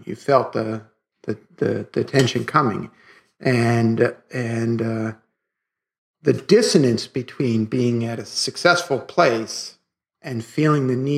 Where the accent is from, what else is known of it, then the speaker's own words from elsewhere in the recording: New York City, New York, United States; growing up in Brooklyn